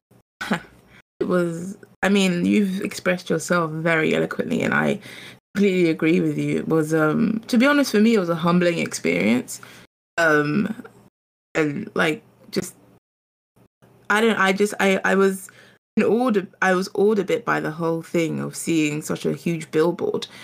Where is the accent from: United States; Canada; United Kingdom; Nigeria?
United Kingdom; London; also born or lived in Ghana; I'm a Londoner, but I'm also from Ghana.